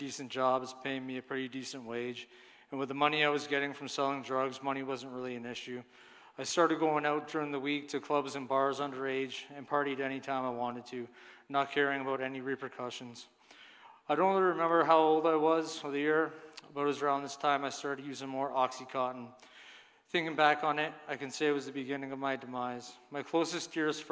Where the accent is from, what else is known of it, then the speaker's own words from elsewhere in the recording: Cambridge, Ontario, Canada; also born or lived in Brampton, Ontario; When I was about 3, my family decided to move to Cambridge, where my parents bought a nice house in a nice neighborhood, where I grew up